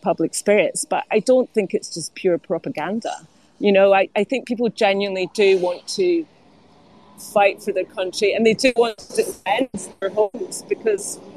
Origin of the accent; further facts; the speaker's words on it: United Kingdom; we were British